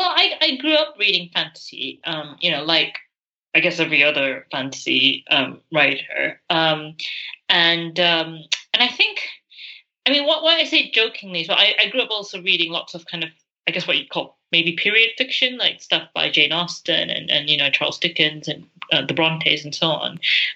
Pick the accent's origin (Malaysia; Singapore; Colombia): Malaysia; moved away as an adult; now in United Kingdom; So as you said, I am a Malaysian author, but I've been living in the UK for sort of 15 years now.